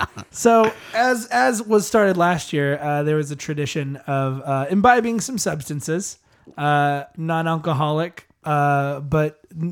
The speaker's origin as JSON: {"language": "English", "region": "California", "country": "United States", "said": "We're from California."}